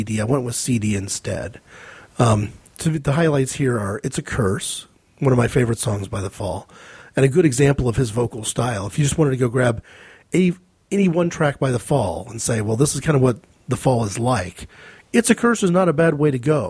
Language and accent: English; United States; as an American